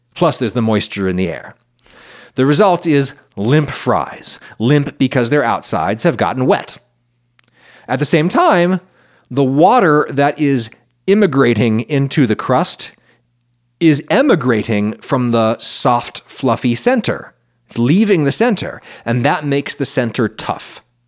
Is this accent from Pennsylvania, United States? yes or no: yes; central Pennsylvania, United States; when I was a kid in school, white people in the little central Pennsylvania school where I was